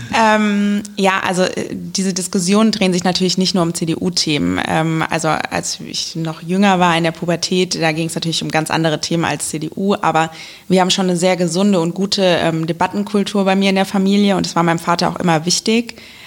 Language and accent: German; Wiesbaden, Hesse, Germany; Ich ähm, bin nämlich in Wiesbaden geboren und ähm, habe immer in Wiesbaden gewohnt